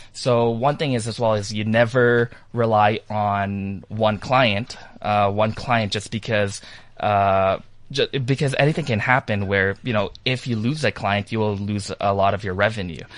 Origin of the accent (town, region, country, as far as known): Toronto, Ontario, Canada